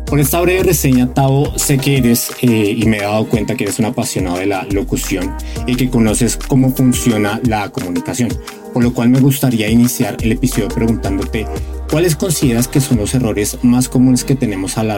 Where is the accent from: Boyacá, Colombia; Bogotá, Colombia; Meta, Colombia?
Bogotá, Colombia; now in Mexico; los colombianos también y los que somos de Bogotá igual. O sea, a mí me pasa que hablo con gente aquí en México y, digo, y me dicen, ¿qué? Y hablo con alguien de Colombia y me entiende perfecto.